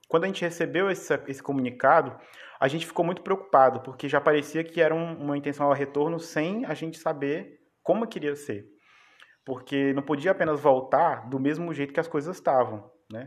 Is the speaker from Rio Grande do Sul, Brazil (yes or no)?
no; Araguaína, Tocantins, Brazil; moved away; also born or lived in Piraquê; eu sou de Piraquê, mas a maior parte da minha vida eu passei em Araguaína.